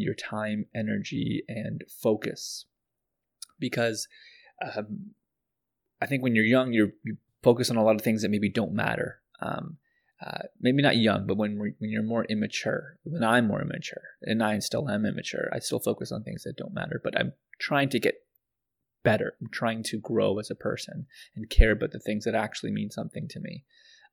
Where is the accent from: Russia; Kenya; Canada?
Canada; also born or lived in Pakistan; I was born in Pakistan and moved here when I was very young. So I was raised in Canada, so I'm very much Canadian